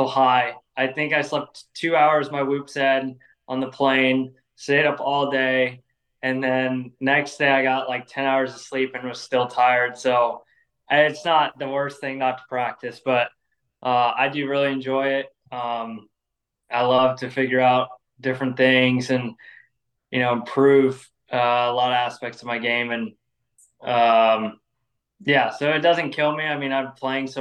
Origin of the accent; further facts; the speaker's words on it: North Carolina, United States; also born or lived in Los Angeles, California; once we moved to North Carolina in 2011